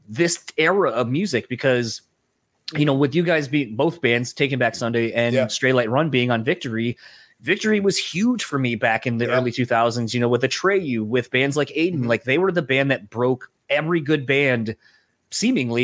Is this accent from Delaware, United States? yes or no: yes; Delaware, United States; now in Michigan, United States; growing up in Delaware, we kind of had our own thing